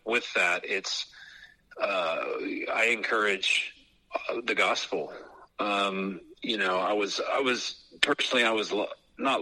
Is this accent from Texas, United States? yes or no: yes; West Texas, United States; when I was a kid, I grew up in West Texas